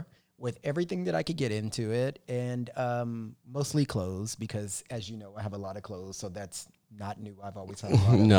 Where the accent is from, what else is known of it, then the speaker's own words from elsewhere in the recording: Corpus Christi, Texas, United States; now in Los Angeles, United States; I grew up in Corpus Christi. It's a small city